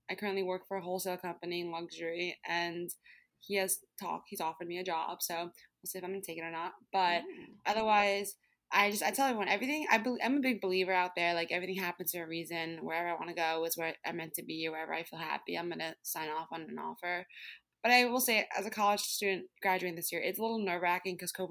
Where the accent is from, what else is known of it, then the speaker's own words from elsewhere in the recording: Brooklyn, New York, United States; I grew up in New York City, which I've, I've loved living in the city like my whole life, as in I'm from Brooklyn.